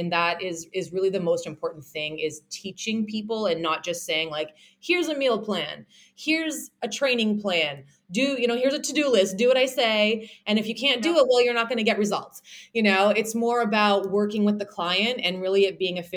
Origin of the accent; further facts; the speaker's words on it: Toronto, Ontario, Canada; accent: Canadian; I do mostly online nutrition coaching, as well as online training, and then also in-person training in Toronto, because I am from Toronto, Canada